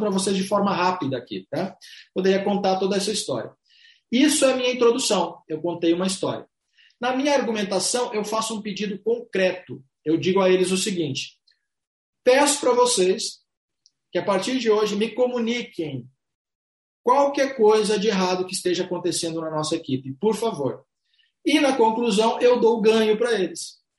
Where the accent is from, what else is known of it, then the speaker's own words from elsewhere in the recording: Brazil; somos brasileiros, latinos, carinhosos, atenciosos